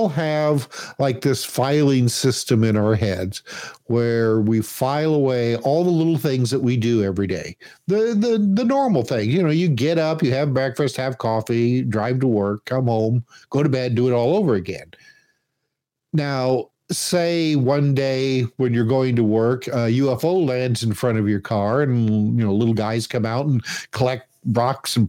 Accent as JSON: {"language": "English", "region": "Indiana", "country": "United States", "tie": "born or raised there", "said": "I grew up in Indiana"}